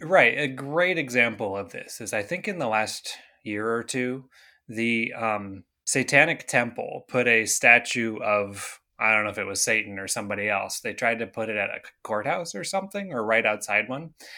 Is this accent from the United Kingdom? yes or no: no; Canada; I grew up in Canada